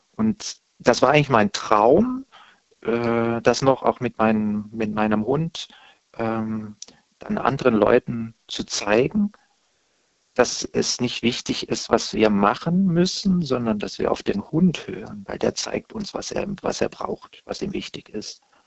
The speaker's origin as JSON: {"language": "German", "area": "Stuttgart area", "region": "Baden-Württemberg", "country": "Germany", "tie": "born or raised there", "also_born_or_lived": "Saarland / Berlin", "moved": "yes", "said": "dann bin ich ja im Stuttgarter Raum geboren"}